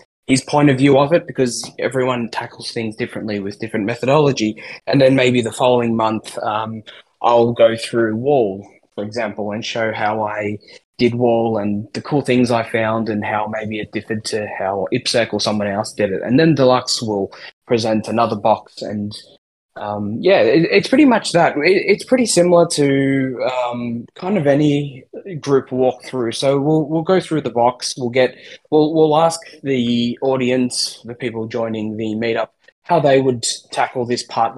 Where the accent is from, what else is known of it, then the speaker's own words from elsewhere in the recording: Australia; we're all from Australia, all three of us. We're also from three different parts of Australia